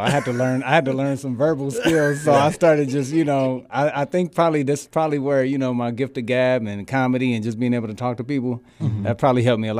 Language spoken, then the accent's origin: English; San Francisco, California, United States; moved away as an adult; now in Bakersfield, United States; I'm actually from the Bay, man. Born and raised in Frisco